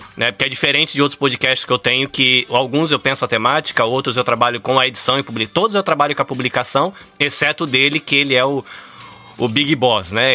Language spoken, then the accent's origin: Portuguese; Brazil; moved away as an adult; now in Shizuoka, Japan; eu sou brasileiro, né? Dá pra ver pela essa cara de brasileiro. Tô no Japão desde 2003